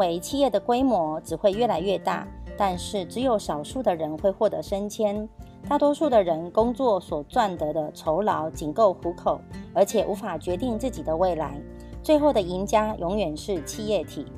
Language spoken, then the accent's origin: Chinese; Miaoli County, Taiwan; 今天要跟大家分享的主题是建立朴实、平易、持续一生的事业。